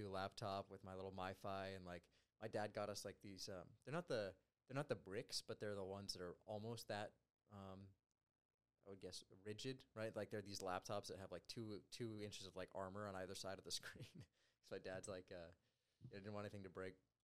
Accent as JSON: {"language": "English", "town": "Trinidad", "region": "Colorado", "country": "United States", "tie": "born or raised there", "moved": "as an adult", "said": "I grew up in a pretty small town in Colorado. It's called Trinidad"}